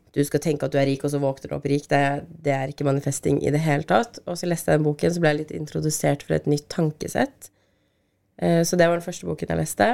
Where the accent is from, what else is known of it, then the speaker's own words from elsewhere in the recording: Norway; vi er født i Norge